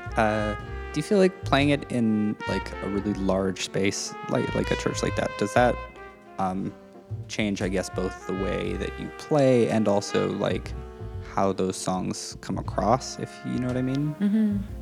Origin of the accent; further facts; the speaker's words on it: Saskatchewan, Canada; moved away; I'm from Saskatchewan, and everybody gets driver's ed through school